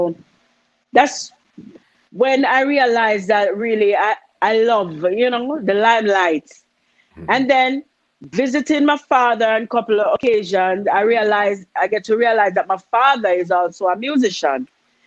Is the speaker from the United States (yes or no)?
no; Spanish Town, Saint Catherine, Jamaica; I was born in Spanish Town, Thompson Penn, to be exact. I'm a home delivery baby.